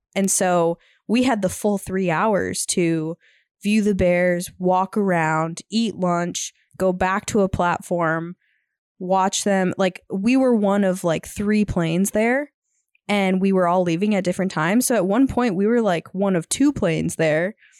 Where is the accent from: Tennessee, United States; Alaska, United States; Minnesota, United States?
Minnesota, United States; now in Montana, United States; we're from the Midwest, but we currently live in Montana. And Eric actually happened to be from Minnesota, where we're from